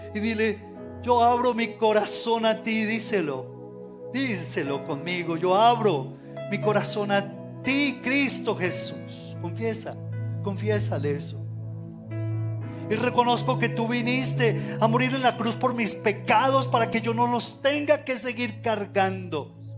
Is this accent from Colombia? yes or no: yes; Colombia; como colombianos